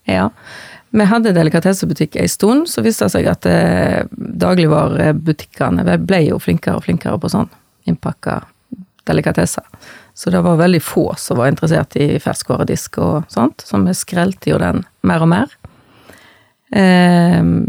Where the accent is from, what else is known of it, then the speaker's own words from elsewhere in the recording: Bømlo, Vestland, Norway; Jeg er født og oppvoksen på Goddo på Bømlo.